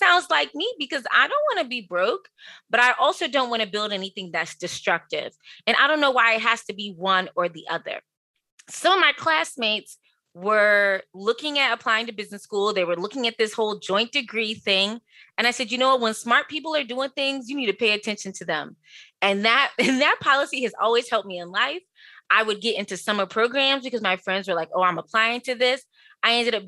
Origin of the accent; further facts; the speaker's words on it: Prince George's County, Maryland, United States; I grew up in Prince George's County, Maryland